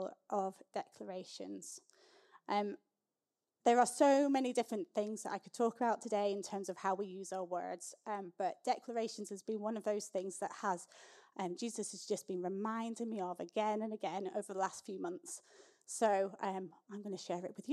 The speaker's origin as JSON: {"language": "English", "region": "Scotland", "country": "United Kingdom", "tie": "born or raised there", "said": "I grew up in the Scottish Episcopal Church, which is the Scottish version of the Church of England."}